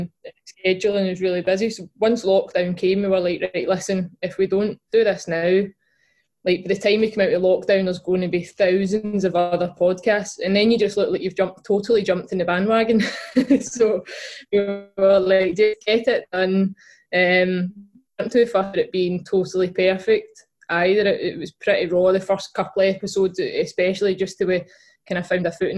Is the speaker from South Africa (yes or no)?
no; Glasgow, Scotland, United Kingdom; I grew up in East End of Glasgow